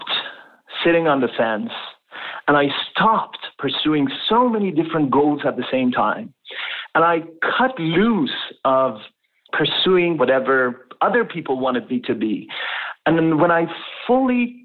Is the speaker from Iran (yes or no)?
yes; Tehran, Tehran Province, Iran; moved away as an adult; now in Canada; I was born and raised in Tehran, the capital city of Iran, and in a middle-class family.